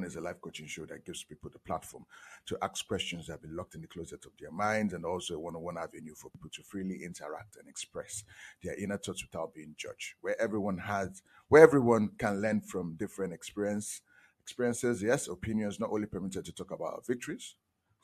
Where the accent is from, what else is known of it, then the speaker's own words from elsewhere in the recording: Nigeria; I'm from Nigeria